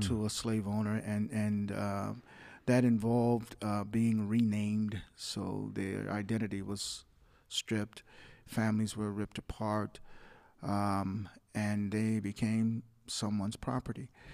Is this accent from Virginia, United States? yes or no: no; Muskegon Heights, Michigan, United States; a government subsidized housing complex that we grew up in in Muskegon Heights.